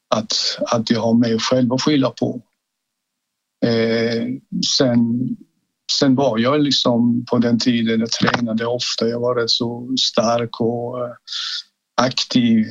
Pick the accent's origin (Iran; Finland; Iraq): Iran; now in Sweden; Jag kommer ursprungligen från Iran